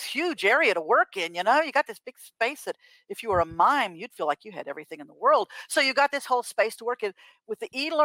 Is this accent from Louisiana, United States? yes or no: yes; Louisiana, United States; I'm from Louisiana. I say things like y'all and dadgummit